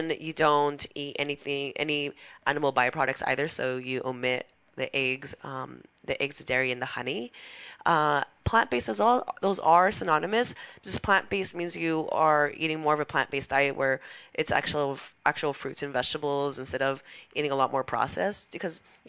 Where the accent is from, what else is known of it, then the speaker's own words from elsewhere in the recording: Los Angeles, California, United States; I'm from Boyle Heights, so that's a community that I tend to serve a lot because it means a lot to me.